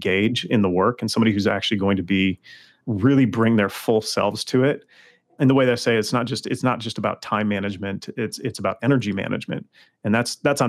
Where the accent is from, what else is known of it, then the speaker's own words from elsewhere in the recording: Los Angeles, California, United States; I'm from Los Angeles